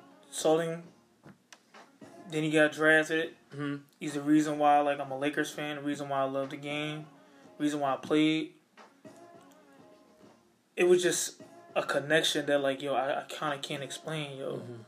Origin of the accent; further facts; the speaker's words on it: Philadelphia, Pennsylvania, United States; I'm from Philly